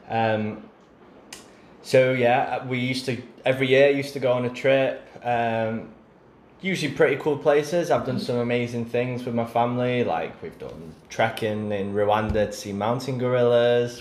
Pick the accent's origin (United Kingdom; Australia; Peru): United Kingdom; England; being English